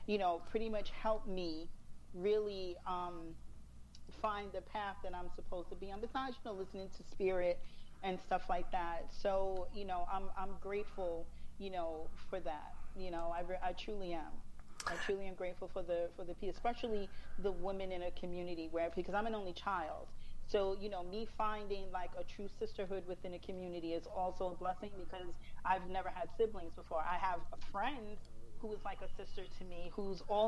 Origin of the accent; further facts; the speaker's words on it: New York City, New York, United States; I'm a Staten Island girl. I was born and raised on Staten Island